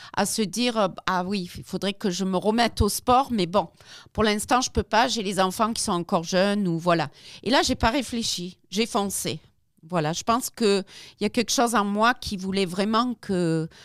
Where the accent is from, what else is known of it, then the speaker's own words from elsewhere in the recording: South Africa; moved away as an adult; now in France; je n'ai pas grandi ici, j'ai grandi en Afrique du Sud